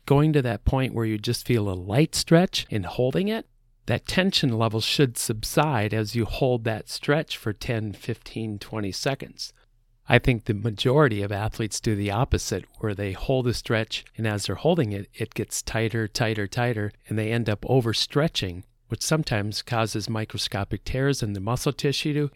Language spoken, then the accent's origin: English; Midwest, United States; I'm from the Midwest